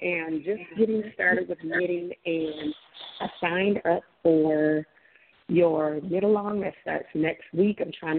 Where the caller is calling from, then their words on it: Michigan, United States; I am calling from Michigan.